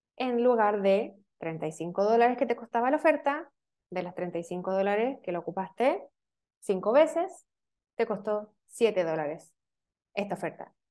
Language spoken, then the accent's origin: Spanish; Chile; yo soy chilena, estamos hablando acá en Chile